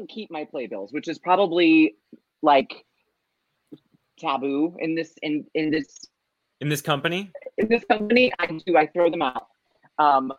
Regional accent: Ohio, United States; I'm from Ohio

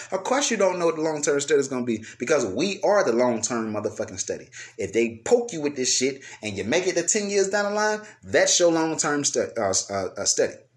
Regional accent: United States; I'm speaking from American point of view.

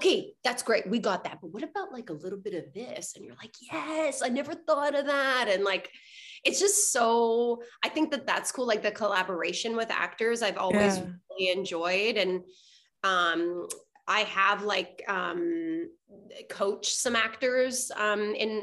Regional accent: Montreal, Quebec, Canada; moved away as an adult; also born or lived in Vancouver; I'm originally from Montreal

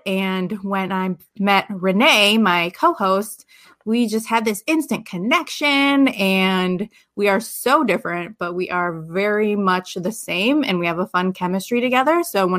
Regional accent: Chicago, Illinois, United States; moved away as an adult; So when I graduated from college, I moved to Las Vegas from the Chicagoland area.

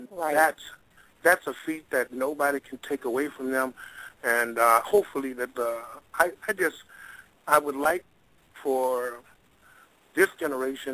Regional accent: Mississippi, United States; moved away; Originally I'm from Mississippi. I'm just a country boy

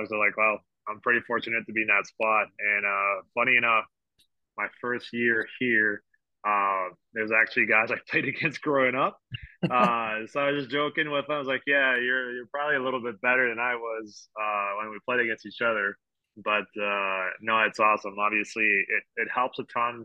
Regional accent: Quebec, Canada; accent: French; English is a second language; moved away as an adult; also born or lived in Wisconsin / Utah / Seattle; now in Arizona, United States; I'm originally from Quebec, Canada. So yeah, if you hear a little French accent, that's where I'm originally from.

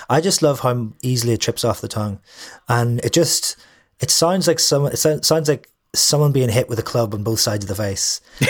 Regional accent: Derry, Northern Ireland, United Kingdom; lots of things that I think are universal tend to be just because I'm from Ireland or just because I'm from Derry.

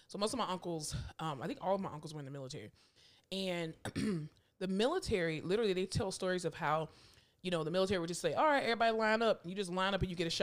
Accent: Florida, United States; moved away as an adult; now in Texas, United States; I'm from Florida

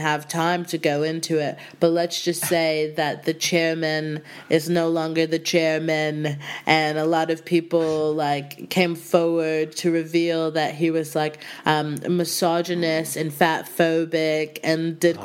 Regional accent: Houston, Texas, United States; moved away as an adult; now in United Kingdom; I'm from Houston, and I was actually studying theater in undergrad in college

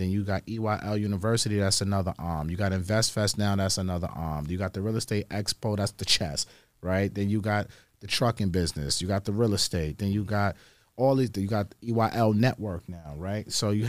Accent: New York, United States; we are from New York.

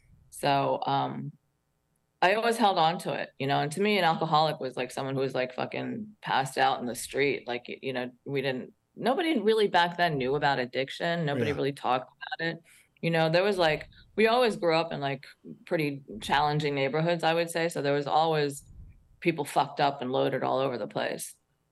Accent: Queens, New York, United States; also born or lived in New Jersey / St. Croix; So New York, I was born in Queens, New York, New Jersey, focused around North Jersey.

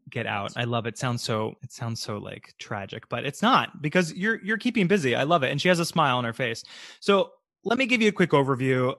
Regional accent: Tampa, Florida, United States; I'm from Tampa, Florida, born and raised, so I know it very well. I'm from North Tampa

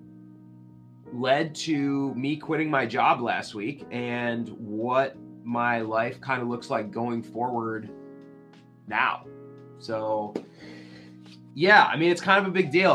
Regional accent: Midwest, United States; moved away as an adult; also born or lived in Winona, Minnesota; now in Oregon, United States; Was born and raised in the Midwest

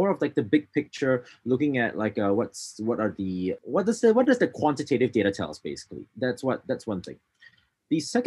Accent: Singapore; moved away as an adult; now in Tokyo, Japan; I'm Singaporean, came to Japan almost 10 years ago, actually, in 2012.

